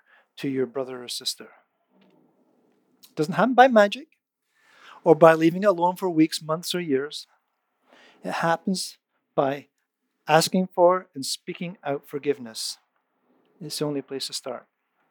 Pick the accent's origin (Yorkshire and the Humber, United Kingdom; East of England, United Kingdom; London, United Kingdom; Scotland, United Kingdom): Scotland, United Kingdom; moved away; I grew up in Scotland